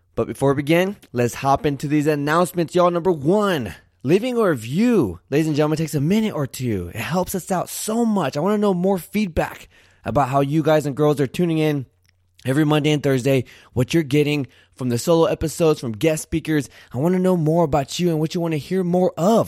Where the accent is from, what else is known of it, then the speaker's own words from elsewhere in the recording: Santa Barbara, California, United States; moved away; also born or lived in Arizona; I was born in Santa Barbara, California, went to school in Arizona